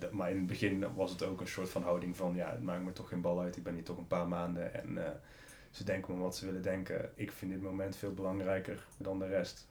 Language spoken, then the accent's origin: Dutch; North Brabant, Netherlands; moved away as an adult; in Brabant, waar ik iedereen kende, waar ik vandaan kom